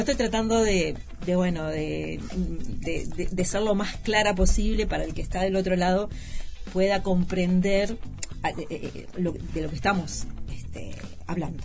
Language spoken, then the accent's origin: Spanish; Uruguay; en nuestro país se da en la Universidad de la República